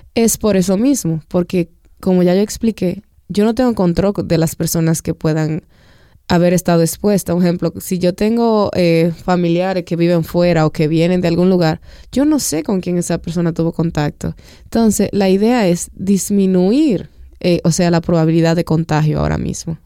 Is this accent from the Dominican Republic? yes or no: yes; Dominican Republic; como pueblo dominicano